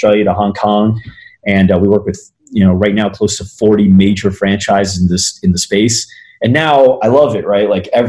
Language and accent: English; New Jersey, United States; moved away as an adult; also born or lived in Arizona; I was born and raised in New Jersey, moved out to Arizona on my 18th birthday for college